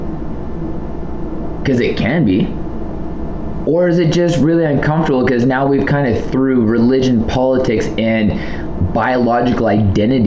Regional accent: Southern Alberta, Canada; I'm from Southern Alberta

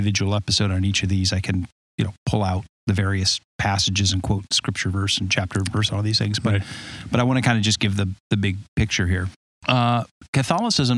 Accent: Southern California, United States; moved away; I grew up in Southern California, you know, where you would like to live

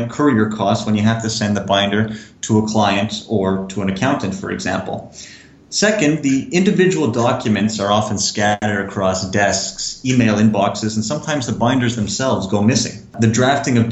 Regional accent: Montreal, Quebec, Canada; I'm originally from Montreal.

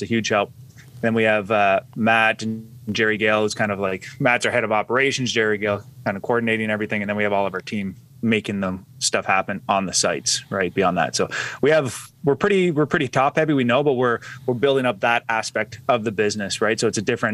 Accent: Ottawa, Ontario, Canada; I was born and raised in Ottawa, still in Ottawa, Ontario, Canada

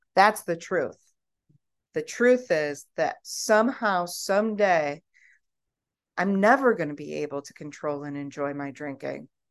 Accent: United States; I'm American

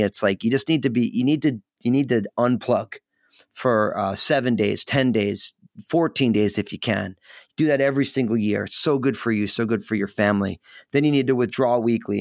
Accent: New Jersey, United States; moved away as an adult; now in Portland, United States; I live outside of Portland, Oregon, so I'm in the Pacific Northwest, but I was born and raised in in New Jersey

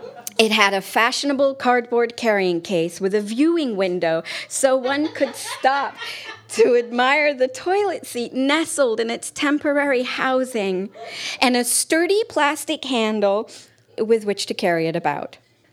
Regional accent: United Kingdom; I did ask about it once, which was a mistake because we're British.

